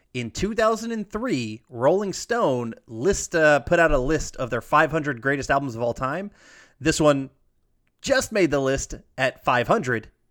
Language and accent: English; Alpharetta, Georgia, United States; born or raised there; moved away